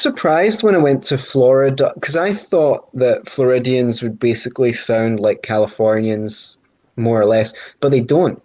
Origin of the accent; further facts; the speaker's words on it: Scotland, United Kingdom; I'm Scottish